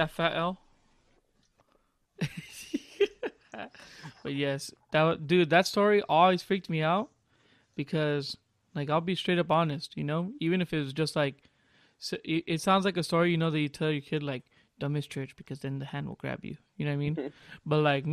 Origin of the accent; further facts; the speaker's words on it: Santa Maria, California, United States; now in Georgia, United States; I'm from Santa Maria